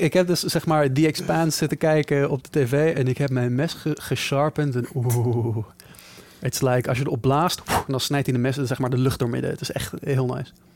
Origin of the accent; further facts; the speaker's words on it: Netherlands; wij Nederlanders